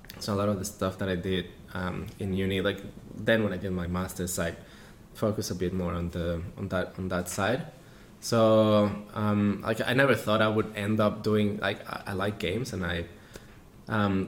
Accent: Mexico; moved away as an adult; I come originally from Mexico

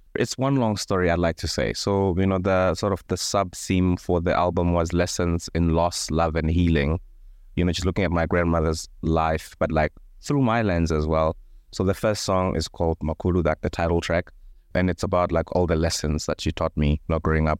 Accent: Thohoyandou, Limpopo, South Africa; I grew up in a small village called Chilapjene, which is maybe twenty kilometers outside of Thohoyandou, which is a small town in Limpopo.

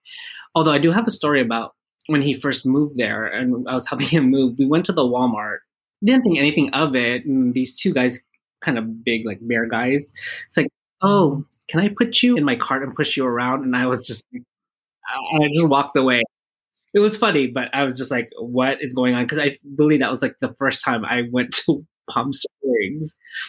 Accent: Philippines; Yeah, you know, like obviously, you know, with Filipinos, we're all about family, although there is drama within the family.

